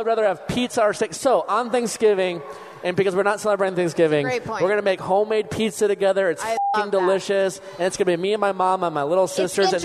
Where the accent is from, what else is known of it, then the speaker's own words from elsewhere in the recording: outside of Milwaukee, Wisconsin, United States; moved away as an adult; also born or lived in Chicago; now in Los Angeles, United States; I grew up outside of Milwaukee, and then I lived in Milwaukee